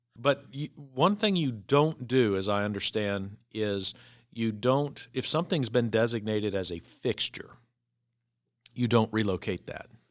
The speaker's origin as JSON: {"language": "English", "town": "Virginia Beach", "region": "Virginia", "country": "United States", "tie": "born or raised there", "said": "growing up in Virginia Beach"}